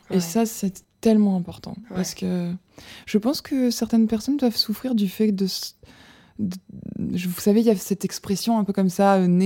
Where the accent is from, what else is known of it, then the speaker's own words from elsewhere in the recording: southern France, France; accent: southern French; ma mère a mal vécu le fait que je perde mon accent du sud.